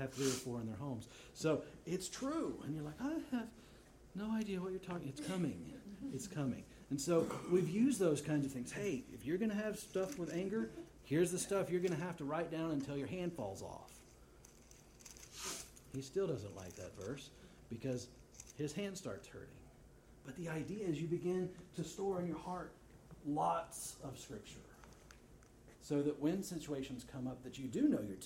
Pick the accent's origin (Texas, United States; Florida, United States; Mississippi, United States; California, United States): Texas, United States; I'm from Texas